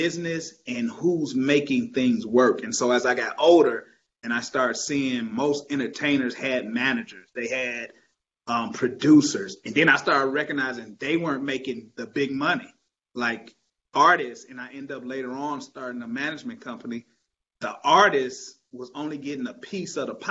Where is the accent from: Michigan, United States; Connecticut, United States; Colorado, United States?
Michigan, United States; Detroit; I grew up in Detroit, Michigan, and so a big Motown baby